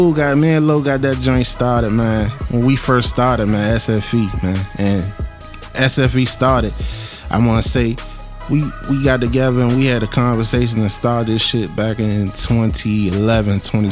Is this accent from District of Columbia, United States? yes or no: yes; Washington, District of Columbia, United States; I'm from uptown, man. 1-4.